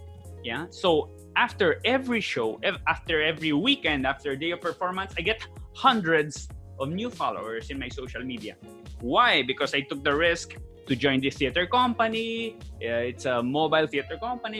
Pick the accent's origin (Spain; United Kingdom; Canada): Spain; first language Spanish; English is a second language; moved away as an adult; now in Philippines; Born and raised in Spain